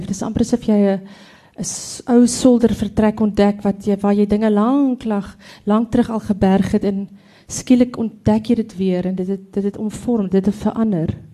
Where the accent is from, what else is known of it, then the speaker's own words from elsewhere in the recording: Free State, South Africa; ek kom van die Billy Driehoek, te Pavilionskroon, so dis daar tussen dis Botawil Kroonstad wêreld.